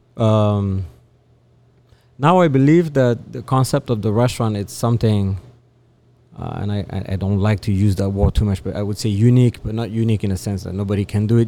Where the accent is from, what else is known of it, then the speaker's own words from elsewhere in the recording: France; moved away; I am from France.